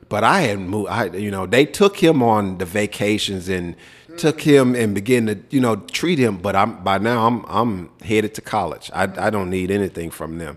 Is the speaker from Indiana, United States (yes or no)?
no; Memphis, Tennessee, United States; growing up in Memphis